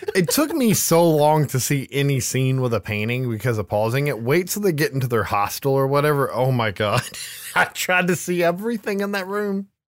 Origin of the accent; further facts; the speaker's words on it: United States; as an American